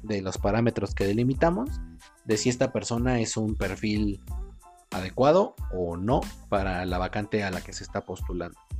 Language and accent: Spanish; Mexico